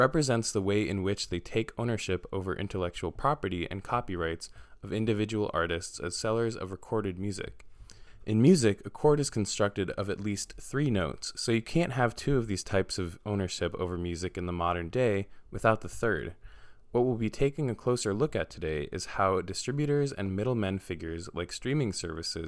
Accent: New York City, New York, United States; I'm from New York City

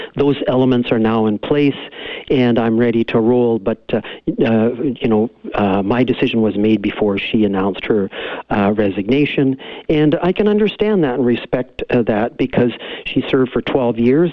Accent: the Cariboo, British Columbia, Canada; I grew up in the Cariboo to immigrant parents.

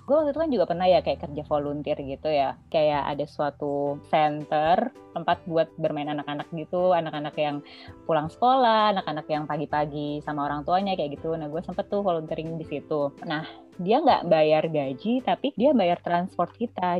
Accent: Indonesia; moved away as an adult; now in Netherlands; gue orang Indo

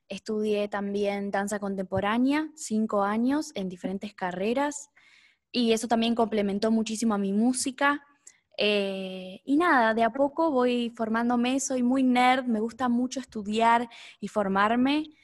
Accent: Neuquén, Argentina; also born or lived in Buenos Aires; Estoy acá en Neuquén, yo soy de Neuquén.

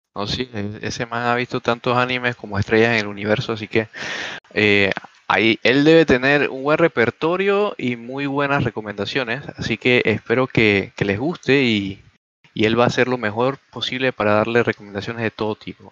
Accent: Panama; soy de Panamá

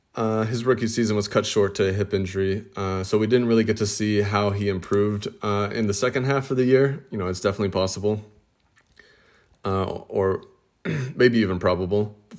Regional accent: Australia; But with Australia, being Australian, and with Australia having a pretty strong NBA card collecting community

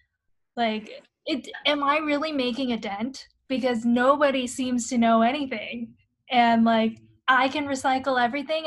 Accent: Shanghai, China; moved away; also born or lived in London; growing up in Shanghai

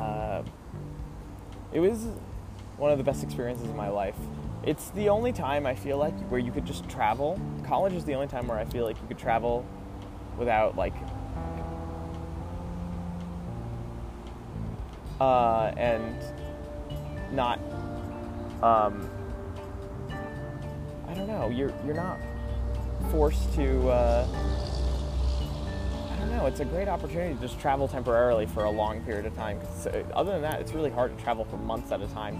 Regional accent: United States; accent: American; my American accent

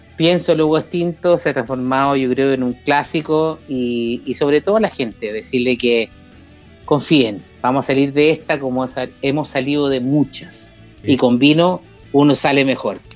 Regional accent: Chile; hay algo que tenemos en Chile

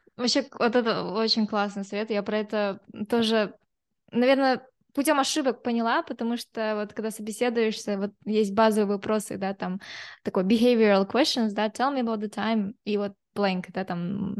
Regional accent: Kazakhstan; я вот как девушка из Казахстана, да, или там я казашка

